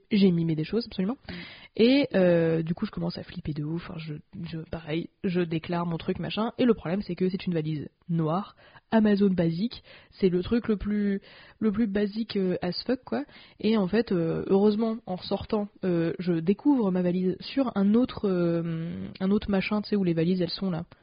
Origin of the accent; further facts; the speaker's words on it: France; en tant que française